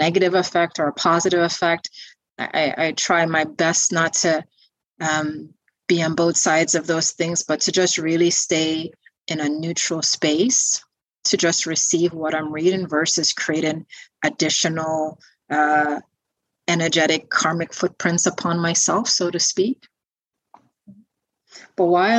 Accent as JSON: {"language": "English", "country": "Guyana", "tie": "born or raised there", "said": "growing up in Guyana, South America"}